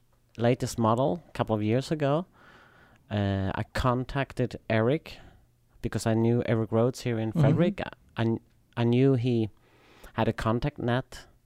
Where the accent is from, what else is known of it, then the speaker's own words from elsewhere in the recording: Tomelilla, Skåne, Sweden; I'm from Sweden, yes. South part of Sweden.